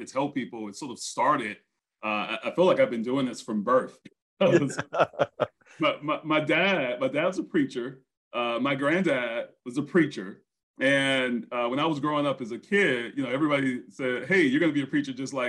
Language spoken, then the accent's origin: English; Brunswick, Georgia, United States; he was from my hometown. That's where I grew up